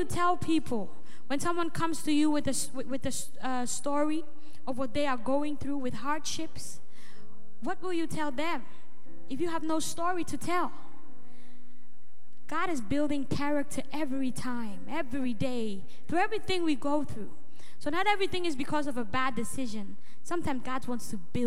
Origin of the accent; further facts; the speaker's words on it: Ghana; now in Netherlands; where I originally come from, I come from Ghana